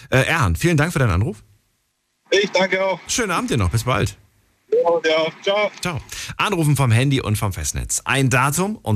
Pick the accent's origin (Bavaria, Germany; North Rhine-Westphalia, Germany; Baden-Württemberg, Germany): Baden-Württemberg, Germany; Mannheim; born or raised there; also born or lived in Ulm